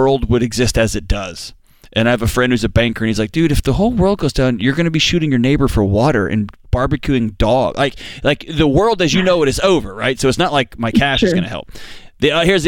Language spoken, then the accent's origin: English; Houston, Texas, United States; I grew up in Houston